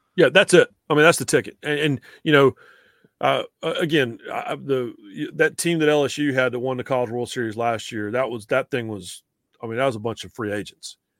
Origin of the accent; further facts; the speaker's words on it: North Carolina, United States; also born or lived in Greenville, South Carolina / Boone, North Carolina; when I was a kid growing up in North Carolina